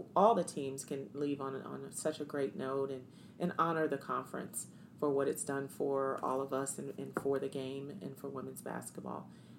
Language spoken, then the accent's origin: English; East Coast, United States; You know, I'm from the East Coast.